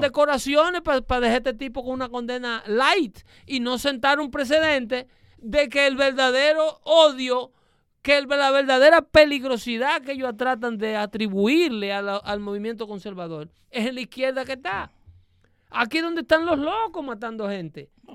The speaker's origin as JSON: {"language": "Spanish", "country": "Dominican Republic", "said": "vengo de ahí, porque soy dominicano"}